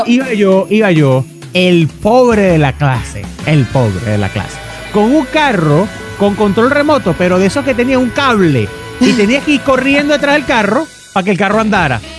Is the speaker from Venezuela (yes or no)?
yes; Venezuela; moved away; somos venezolanos